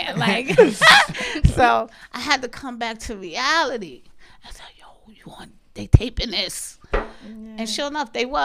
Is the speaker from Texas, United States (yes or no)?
no; New York City, New York, United States; I'm from Marcy, son